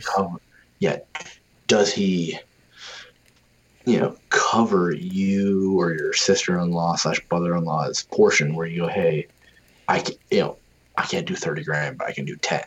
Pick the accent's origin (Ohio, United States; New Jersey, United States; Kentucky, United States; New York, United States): New York, United States; Western; I grew up in western new york